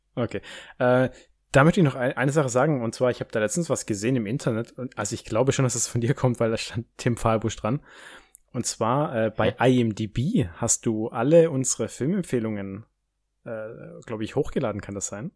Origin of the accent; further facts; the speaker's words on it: Baden-Württemberg, Germany; da, wo ich herkomme, so Baden-Württemberg